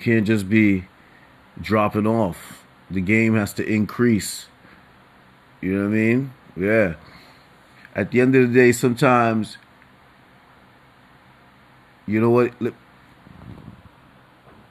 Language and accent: English; New York City, New York, United States; New Yorker for generations